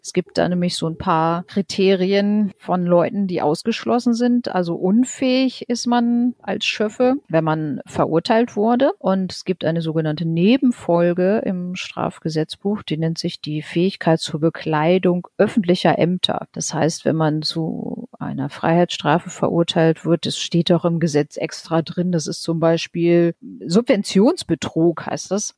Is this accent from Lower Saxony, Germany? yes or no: yes; Lower Saxony, Germany; bei uns in Niedersachsen